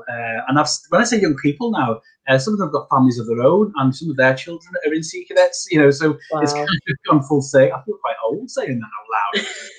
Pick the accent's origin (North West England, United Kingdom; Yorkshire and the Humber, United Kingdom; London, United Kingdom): North West England, United Kingdom; Whiston; also born or lived in Huyton; I grew up in Whiston, and then we moved to the other side of Knowsley, which when you're a young person feels miles away, but Knowsley's not that big if you know it, and we moved to Highton